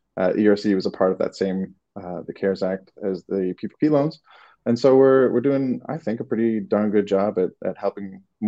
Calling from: Los Angeles, California, United States; I'm in LA.

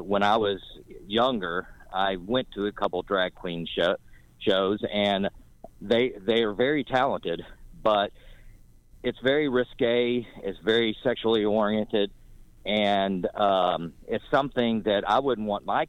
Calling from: North Carolina, United States; I'm calling you from North Carolina

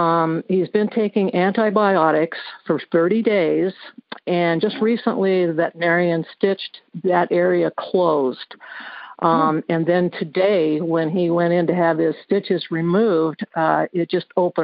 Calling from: Cottage Grove, Oregon, United States; I'm calling you from Cottage Grove, Oregon.

